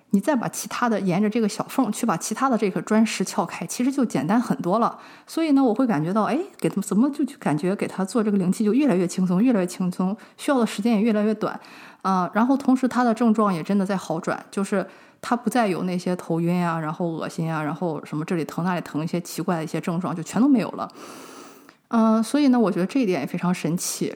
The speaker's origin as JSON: {"language": "Chinese", "country": "China", "said": "我们中国人这个问题非常地严重"}